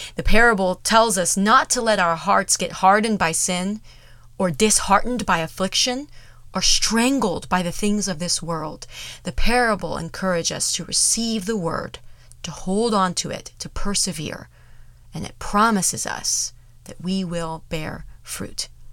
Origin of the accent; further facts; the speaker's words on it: United States; we are so in danger of as American Christians